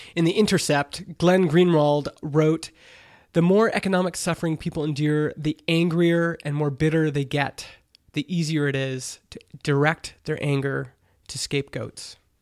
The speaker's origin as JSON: {"language": "English", "country": "Canada", "said": "I'm Canadian"}